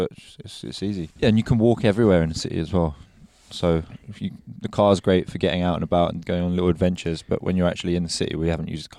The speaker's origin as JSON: {"language": "English", "region": "London", "country": "United Kingdom", "said": "we're from London."}